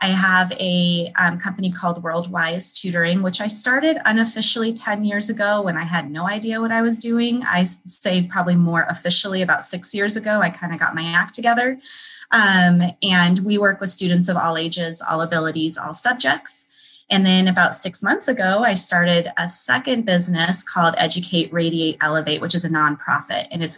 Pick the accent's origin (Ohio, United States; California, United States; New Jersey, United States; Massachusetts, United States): California, United States; also born or lived in Colorado / Nevada; now in Chicago, United States; I grew up in California and before that, Colorado and Nevada.